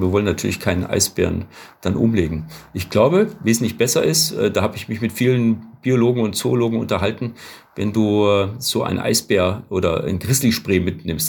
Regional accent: Southern Germany, Germany; wir kommen aus Süddeutschland

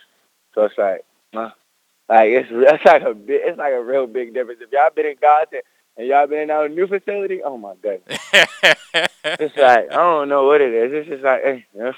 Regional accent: Baltimore, Maryland, United States; also born or lived in Edgewood, Maryland; originally I'm from Baltimore

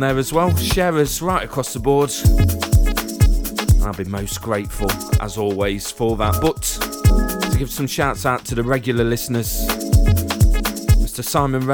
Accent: Derby, East Midlands, United Kingdom; I'm from Beartree, Normington. It's where the original Derby County baseball ground was built. Went to school 200 metres from there.

